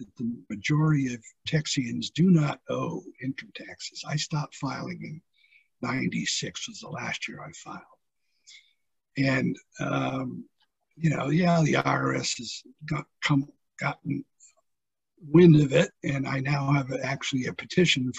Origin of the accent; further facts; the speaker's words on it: San Antonio, Texas, United States; San Antonio, which is my hometown